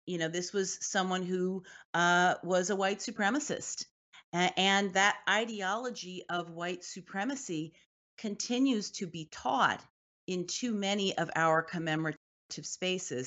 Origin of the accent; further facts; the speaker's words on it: Washington, District of Columbia, United States; I grew up in Washington, D C